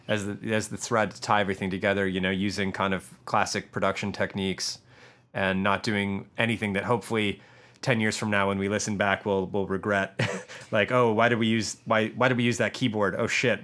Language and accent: English; Michigan, United States; now in Los Angeles, United States; I am from Michigan